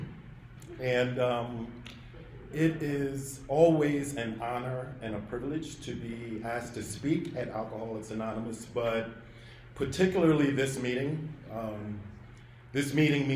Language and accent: English; New York City, New York, United States; I was from Brooklyn